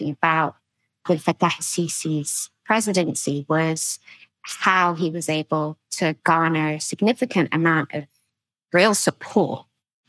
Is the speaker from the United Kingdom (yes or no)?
yes; London, United Kingdom; I'm Egyptian. I'm also British. I was born and raised in the UK, in London